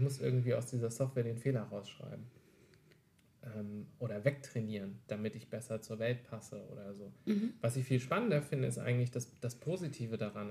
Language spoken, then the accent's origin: German; Wolfhagen, Hesse, Germany; Ich komme aus äh, dem wunderschönen nordhessischen Städtchen Wolfhagen.